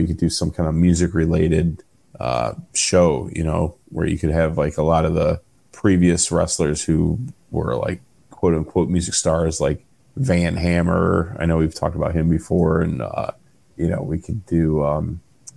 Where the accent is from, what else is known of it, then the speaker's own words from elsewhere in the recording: Cleveland, Ohio, United States; that's like my hometown